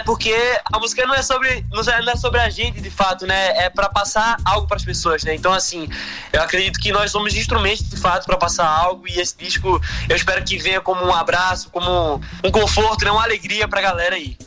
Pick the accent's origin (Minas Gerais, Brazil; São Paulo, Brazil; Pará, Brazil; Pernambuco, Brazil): Pernambuco, Brazil; Recife; no Recife, né, que é minha cidade de origem, né, onde nasci, fui criado